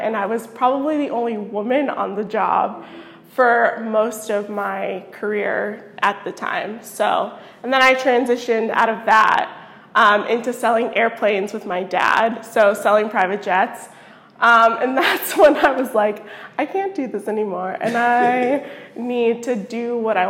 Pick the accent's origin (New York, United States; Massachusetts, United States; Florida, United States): Florida, United States; Fort Lauderdale; moved away; I'm from Fort Lauderdale, but I'm Brazilian background. Both my parents are Brazilian.